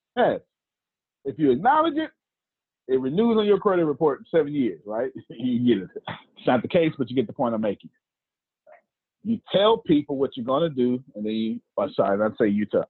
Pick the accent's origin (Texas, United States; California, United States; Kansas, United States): Texas, United States; I'm from the South, Texas, and there's a certain way to do black preaching down here in the South